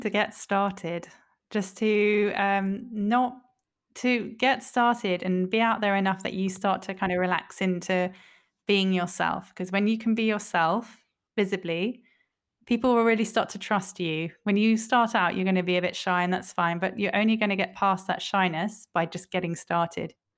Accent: England, United Kingdom; I'm an English woman

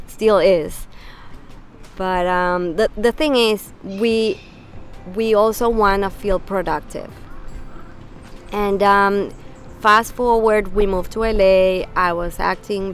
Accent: Venezuela; moved away as an adult; also born or lived in New York; now in United States; Venezuela, I'm born and raised in Venezuela

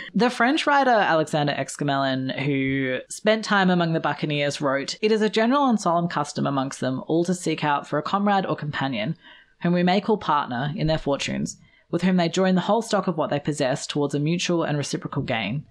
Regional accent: Australia; I'm Australian.

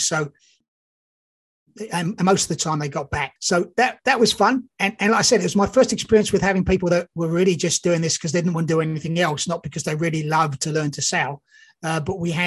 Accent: England, United Kingdom; moved away as an adult; also born or lived in Australia / New Zealand / Canada; I'm actually English, but I just came from Australia.

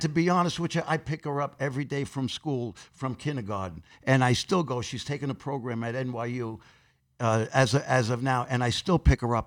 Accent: New York City, New York, United States; I grew up in Corona, Queens

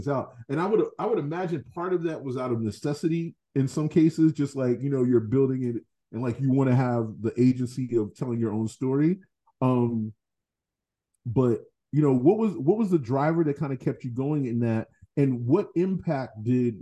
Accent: Boston, Massachusetts, United States; I grew up in Fields Corner

